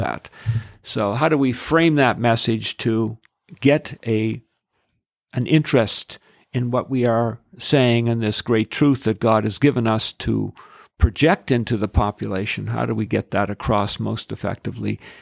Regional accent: Edmonton, Alberta, Canada; I'm from Edmonton

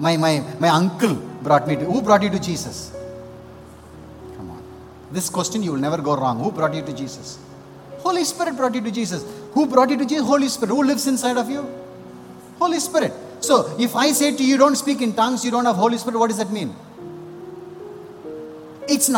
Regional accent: India; I'm an Indian, but I'm married to a beautiful girl from Spain

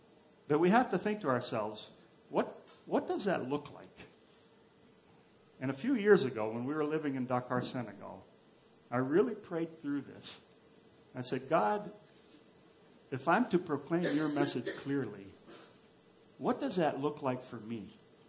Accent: Papua, Indonesia; Where I grew up in Papua or Irianjaya, we lived in a very remote place, and we had nothing.

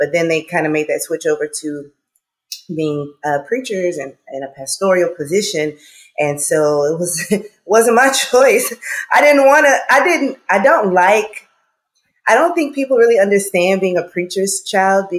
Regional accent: Port Arthur, Texas, United States; moved away as an adult; now in Los Angeles, United States; I'm from the South now. I'm from Texas

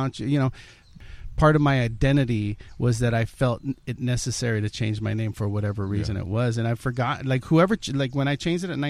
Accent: United States; my parents are immigrants. I was born here

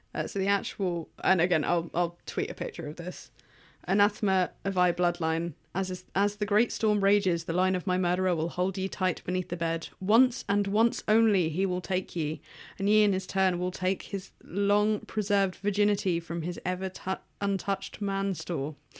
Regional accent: England, United Kingdom; being English

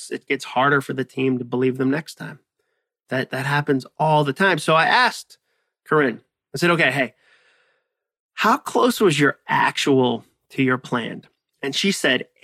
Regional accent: Massachusetts, United States; I use the word wicked as the word very because I grew up in Massachusetts and that is what we

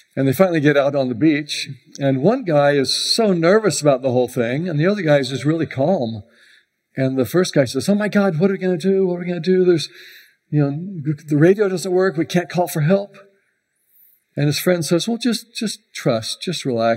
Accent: Houston, Texas, United States; now in Tampa, United States; I grew up in Houston

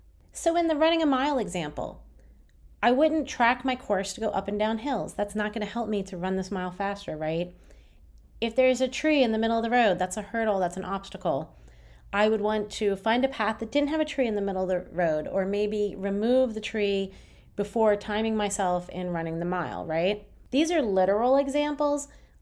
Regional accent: Berlin, Germany; from Berlin.

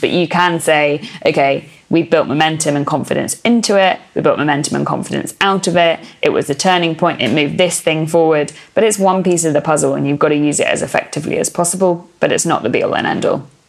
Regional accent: England, United Kingdom; accent: BBC English; first language English; I have a kind of BBC English accent

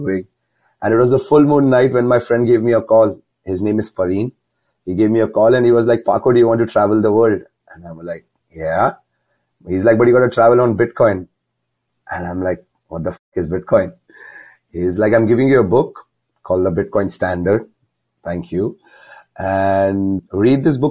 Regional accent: near Mumbai, Maharashtra, India; moved away as an adult; There's a small town near Mumbai. Mumbai is a very big city, but I'm near Mumbai

